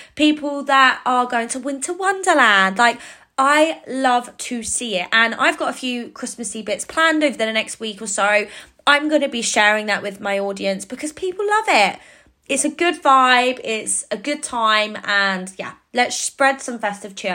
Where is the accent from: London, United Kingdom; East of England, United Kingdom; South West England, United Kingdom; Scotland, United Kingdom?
East of England, United Kingdom; Cambridge; in Cambridge, which is my hometown